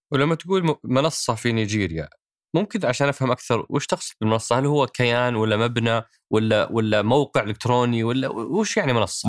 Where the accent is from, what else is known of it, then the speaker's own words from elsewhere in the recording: Saudi Arabia; احنا كسعوديه